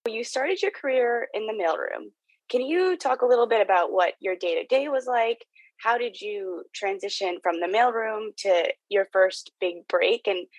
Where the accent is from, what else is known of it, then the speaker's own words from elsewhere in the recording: New Jersey, United States; I'm also from New Jersey and also grew up in a predominantly white town.